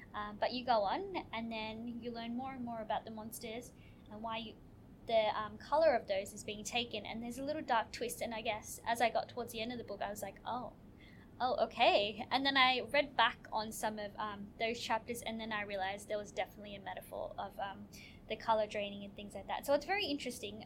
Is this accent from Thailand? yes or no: no; Australia; as a young person growing up in Australia